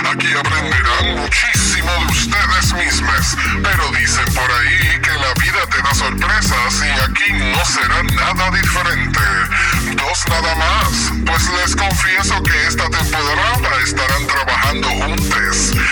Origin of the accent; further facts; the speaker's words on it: Puerto Rico; tengo 30 años y soy de Puerto Rico.